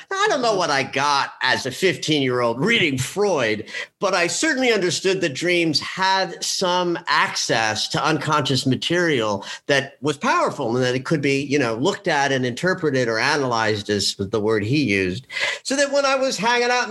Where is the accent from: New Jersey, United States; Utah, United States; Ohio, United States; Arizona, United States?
New Jersey, United States; also born or lived in New York; I'm born and raised in New York, like a third generation New Yorker, though I grew up outside of the city in New Jersey.